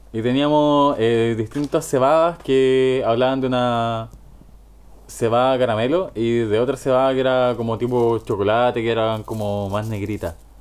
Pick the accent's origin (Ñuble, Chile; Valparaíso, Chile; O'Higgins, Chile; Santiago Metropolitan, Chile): Ñuble, Chile; Chillán; moved away; Yo me fui hace 8 años de Chillán, 9 años más o menos. No, más, hace 10 años ya de Chillán. Y volví hace, puta, comienzo de pandemia, marzo de 2020.